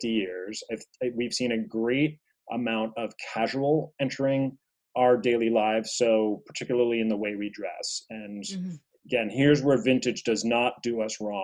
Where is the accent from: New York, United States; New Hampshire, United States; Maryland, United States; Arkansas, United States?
New York, United States; New York City